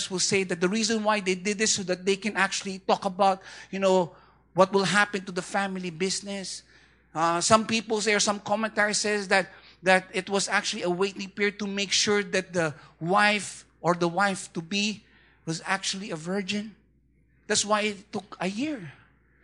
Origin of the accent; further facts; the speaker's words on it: Philippines; I'm Filipino